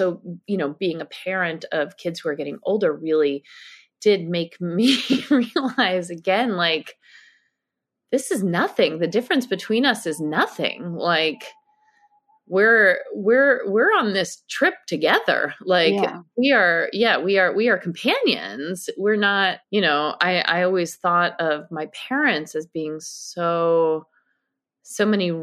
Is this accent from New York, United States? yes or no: yes; New York City, New York, United States; I grew up on the Upper West Side